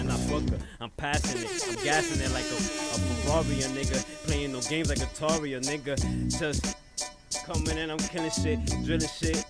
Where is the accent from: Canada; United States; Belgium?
United States; Bronx, New York; now in Paterson, United States; And I'm in Patterson. And I'm from the Bronx. Bronx nigga, anyhow.